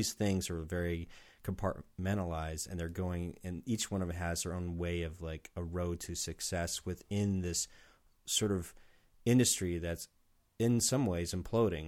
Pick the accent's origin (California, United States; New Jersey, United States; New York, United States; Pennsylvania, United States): California, United States; San Diego; moved away as an adult; now in Portland, United States; I'm from San Diego